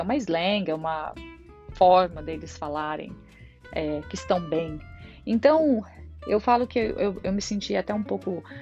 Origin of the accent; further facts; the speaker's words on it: Brazil; moved away as an adult; now in Ireland; Eu saí do Brasil em 2012